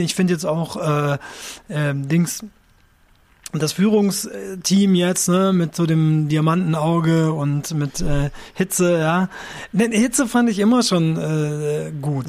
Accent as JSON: {"language": "German", "country": "Japan", "tie": "born or raised there", "moved": "yes", "said": "ich bin in Japan aufgewachsen"}